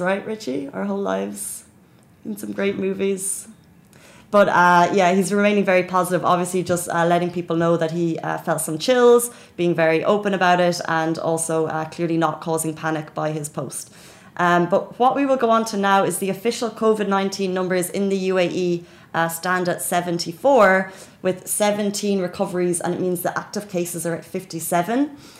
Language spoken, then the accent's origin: English; Dublin, Leinster, Ireland; now in Dubai, United Arab Emirates; my home country, which is Dublin